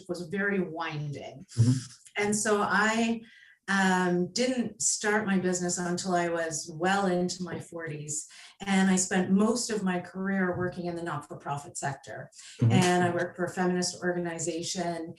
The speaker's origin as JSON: {"language": "English", "country": "Canada", "also_born_or_lived": "Prince Edward Island, Canada", "said": "I am Canadian. I live on Prince Edward Island"}